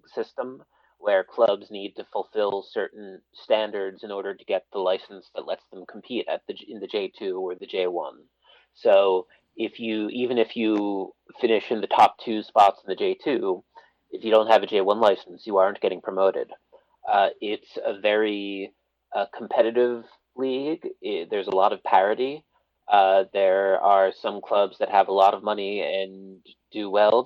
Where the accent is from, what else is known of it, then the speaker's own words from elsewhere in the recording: Philadelphia, Pennsylvania, United States; moved away as an adult; now in Tokyo, Japan; I was born and raised in Philadelphia back when it was a 4-sport town and not a 5-sport town.